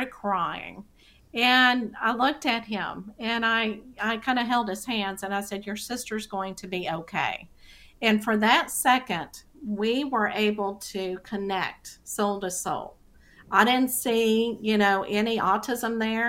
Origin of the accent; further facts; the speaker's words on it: Texas, United States; accent: Texas; my Texas accent